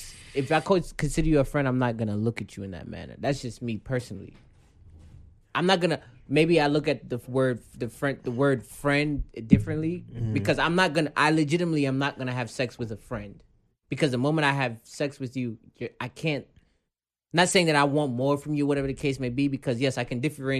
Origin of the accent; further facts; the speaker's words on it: New York, United States; New York, maybe like, because we grew up in the New York